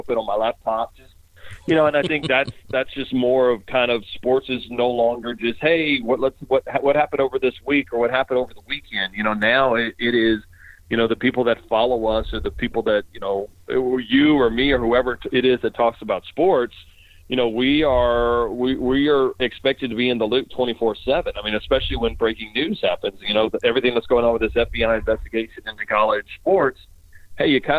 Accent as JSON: {"language": "English", "town": "Baton Rouge", "region": "Louisiana", "country": "United States", "also_born_or_lived": "Denver", "moved": "yes", "said": "I'm originally from Baton Rouge"}